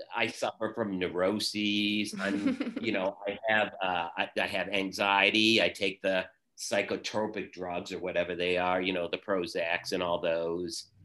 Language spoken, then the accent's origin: English; Vermont, United States; also born or lived in Boston; I was born and raised in Vermont, and I'm currently living in Vermont in the town that I grew up